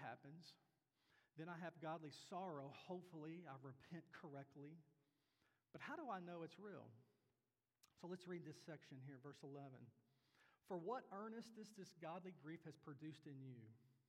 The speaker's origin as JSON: {"language": "English", "region": "Kentucky", "country": "United States", "tie": "born or raised there", "moved": "yes", "said": "I was very lucky to grow up in the family I grew up in the church I grew up in back in Kentucky"}